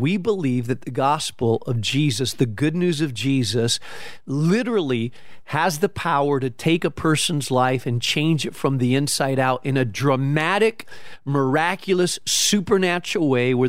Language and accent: English; Spain; I grew up in Spain, so you need that coffee, strong coffee, nice.